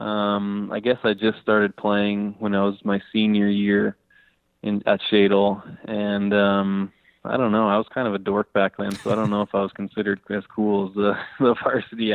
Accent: Spokane, Washington, United States; when I was growing up in Spokane

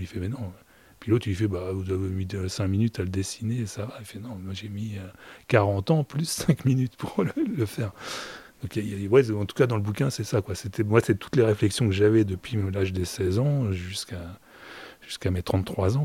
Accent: Normandy, France; je suis normand

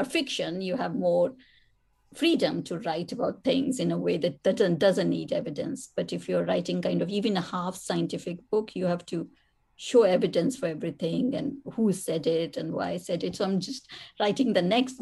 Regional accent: India; moved away; writing as an Indian woman

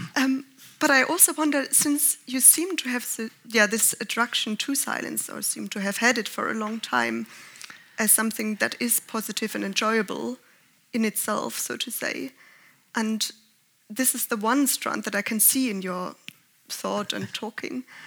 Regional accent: Germany; I'm from Germany

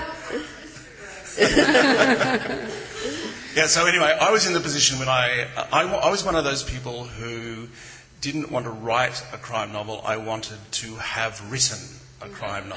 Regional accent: Queensland, Australia; I grew up in Queensland, which is tropical and subtropical, in a small town

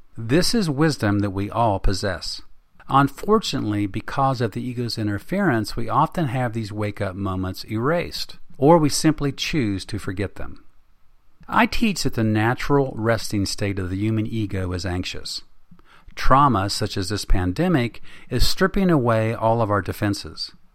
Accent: West Virginia, United States; my home state of West Virginia

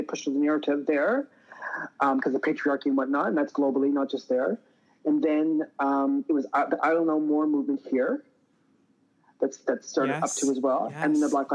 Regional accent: Truro, Nova Scotia, Canada; moved away; growing up in Truro, Nova Scotia, next to the Millbrook Indian Reserve

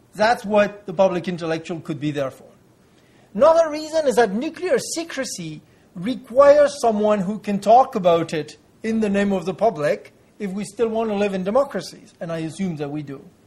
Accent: France; in my home country, France

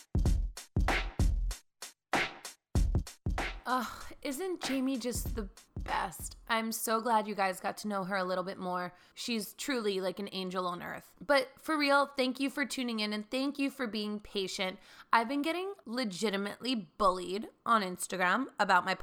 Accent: the Main Line, suburbs outside Philadelphia, Pennsylvania, United States; my hometown of the main line, the suburbs outside Philly

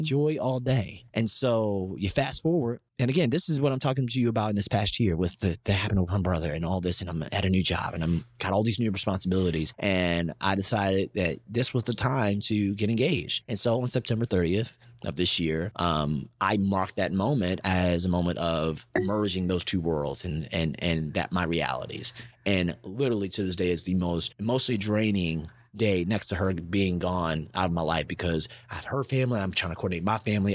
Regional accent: Baltimore, Maryland, United States; moved away; I'm from Baltimore

